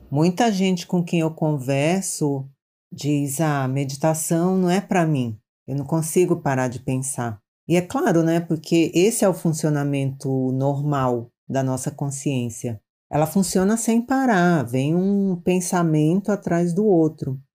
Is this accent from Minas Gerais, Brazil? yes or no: no; Maranhão, Brazil; now in São Paulo, Brazil; eu sou do Maranhão, mas já moro em São Paulo há muitos anos.